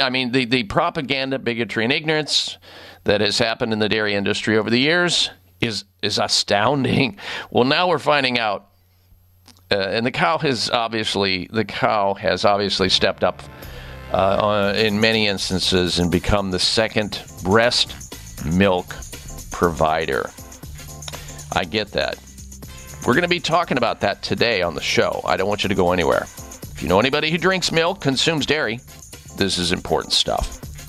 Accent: Midwest, United States; I grew up in the Midwest, folks.

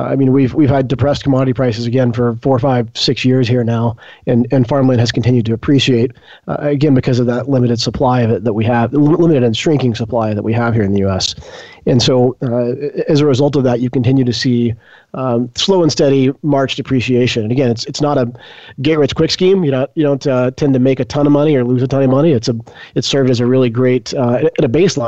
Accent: Arkansas, United States; also born or lived in San Francisco; I grew up here in Arkansas. I spent my childhood in a farming family

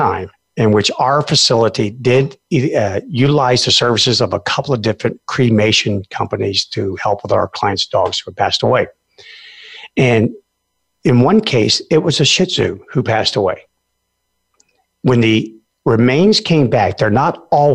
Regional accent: Alaska, United States; a lot of people who live out in the middle of where I come from Alaska

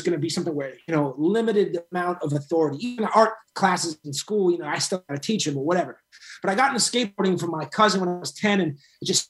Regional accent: Boston, Massachusetts, United States; I grew up in Boston and Massachusetts in general

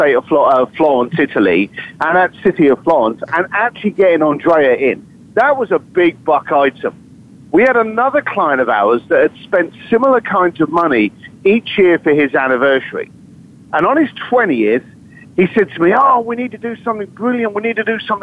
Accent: London, United Kingdom; I'm a bricklayer from East London

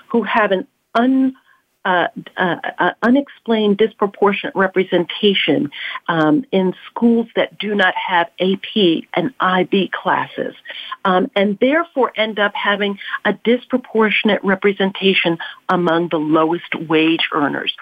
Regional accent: New York, United States; I live where I grew up in the South Bronx

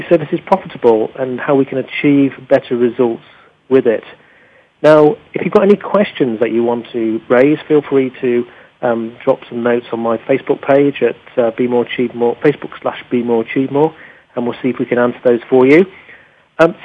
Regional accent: England, United Kingdom; as an Englishman

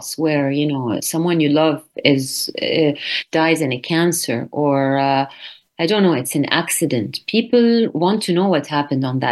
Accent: North Lebanon, Lebanon; my hometown in the north of Lebanon

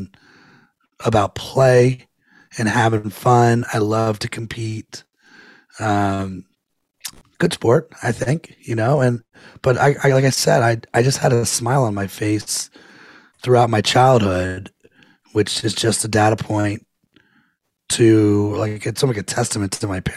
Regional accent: Potomac, Maryland, United States; I grew up in Potomac, Maryland, right outside of Washington, D.C.

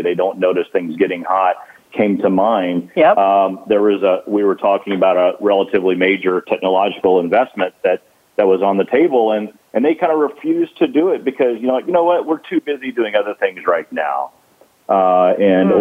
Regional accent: Gulf Coast, United States; I grew up on the Gulf Coast

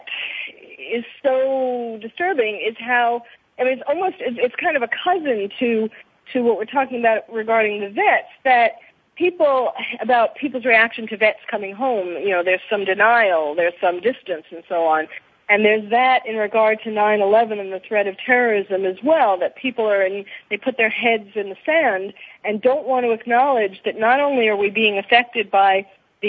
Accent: New York, United States; now in Los Angeles, United States; I'm living in L.A. now, but I was born and raised in New York

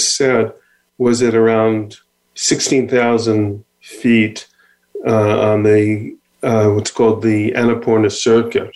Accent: Israel; I'm from Israel.

